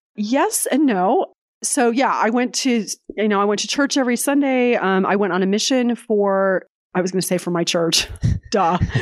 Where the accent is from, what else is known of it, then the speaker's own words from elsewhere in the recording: San Jose, California, United States; moved away as an adult; also born or lived in Provo, Utah; now in Lexington, Virginia, United States; I grew up in California, in San Jose, California, pre-Silicon Valley